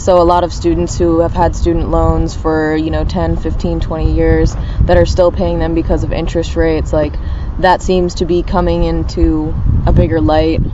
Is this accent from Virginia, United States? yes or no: yes; Richmond, Virginia, United States; I'm 24. I'm from Richmond, Virginia.